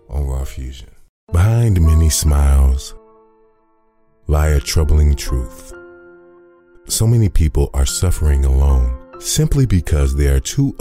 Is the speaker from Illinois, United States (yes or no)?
yes; Chicago, Illinois, United States; growing up in the South Side of Chicago